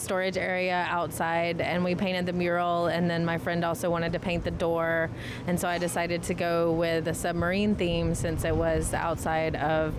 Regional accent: the South, United States; Southern style, because we are from the South.

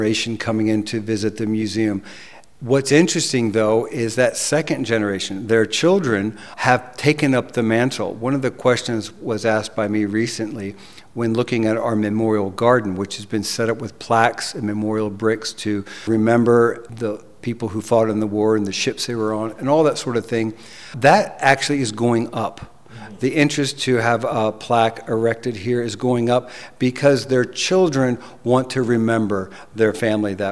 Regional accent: United States; also born or lived in Fredericksburg, Texas; I'm an American, but I am new to Texas

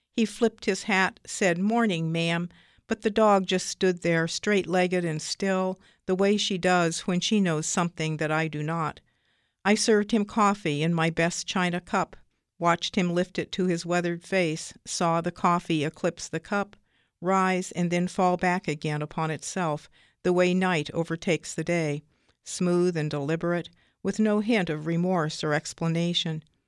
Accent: Troy, Ohio, United States; I'm from Troy, Ohio

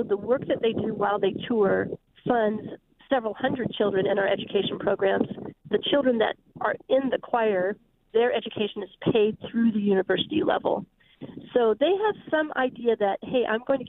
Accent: Spokane, Washington, United States; moved away; I'm from Spokane, actually. That's my hometown

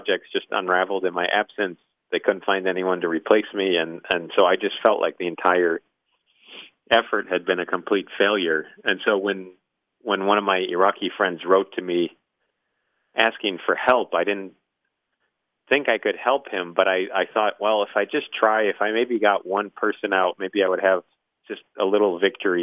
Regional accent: Midwest, United States; moved away; also born or lived in New England; I'm from the Midwest, so we were raised to look at fly fishermen as just sort of incorrigible snobs

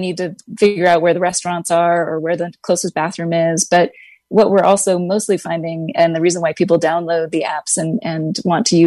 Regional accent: California, United States; now in Hawaii, United States; I live in Hawaii. I grew up in California

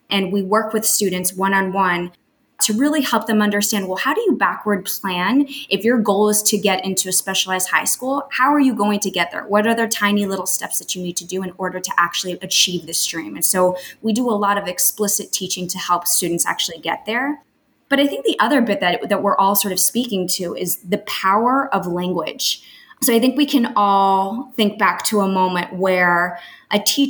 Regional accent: Miami, Florida, United States; moved away as an adult; also born or lived in Colombia; now in New York City, United States; I grew up in Miami, Florida. My family left Colombia

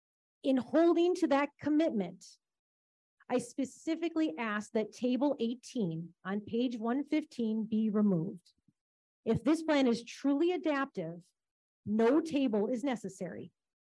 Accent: Wisconsin, United States; I'm from Western Waukesha County. I live in the town of Ottawa.

